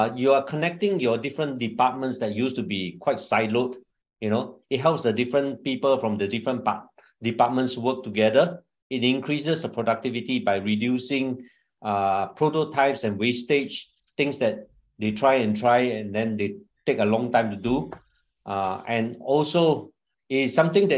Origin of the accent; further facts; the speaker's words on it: Singapore; also born or lived in China; I'm Singaporean, married with a wife and two children